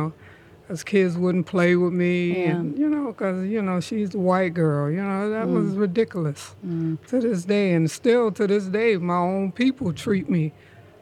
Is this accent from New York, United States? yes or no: yes; New York, United States; also born or lived in Edgefield, South Carolina; now in Charleston, United States; brought me to New York, and that's where I was raised